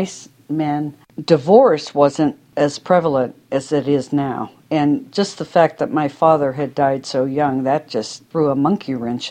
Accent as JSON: {"language": "English", "region": "Pennsylvania", "country": "United States", "tie": "born or raised there", "said": "I am 68 years old and I grew up in Pennsylvania"}